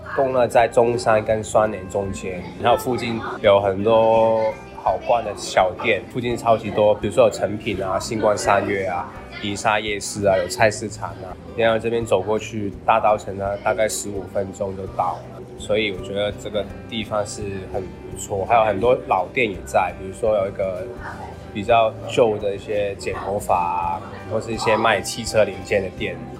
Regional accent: Hong Kong; now in Taiwan; 因为我是香港人

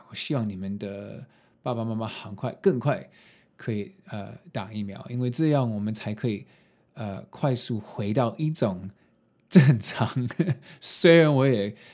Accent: United States; now in Taiwan; 我没有在，呃，台湾长大，然后受的教育也不是，就是华人的教育，就是在美国，呃，读书

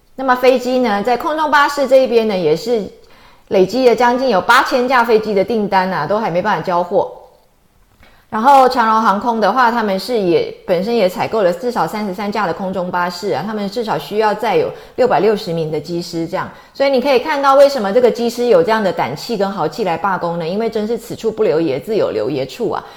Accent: Taiwan; 我们台湾人来讲的话，其实就是蛮nice的哦

